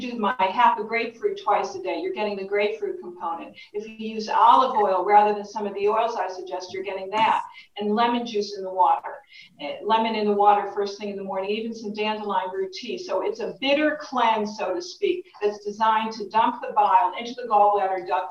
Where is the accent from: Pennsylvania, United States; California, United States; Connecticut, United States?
Connecticut, United States; Connecticut, my home state. So, as a fellow New Englander